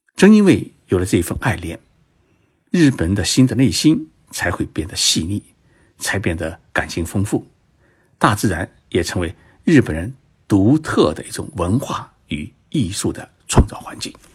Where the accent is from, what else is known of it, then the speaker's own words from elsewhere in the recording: China; 我们中国人